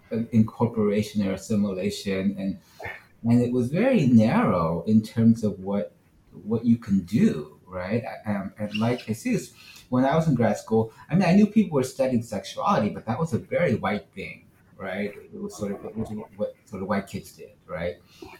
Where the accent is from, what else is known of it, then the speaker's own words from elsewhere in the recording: San Francisco, California, United States; moved away as an adult; also born or lived in Seattle; growing up in San Francisco, where close to half the city is already Asian